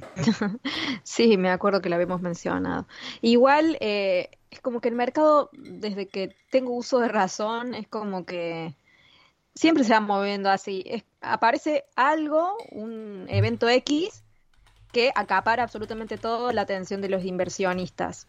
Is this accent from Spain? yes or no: no; Argentina; como argentina